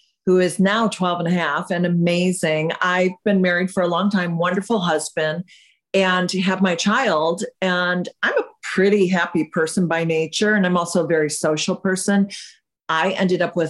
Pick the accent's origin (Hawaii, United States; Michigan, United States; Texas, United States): Michigan, United States; moved away as an adult; also born or lived in England; now in California, United States; I'm from England, but I grew up in Michigan